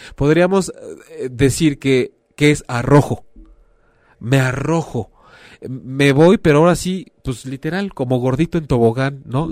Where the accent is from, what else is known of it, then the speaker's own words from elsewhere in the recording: Mexico; hablando como mexicanos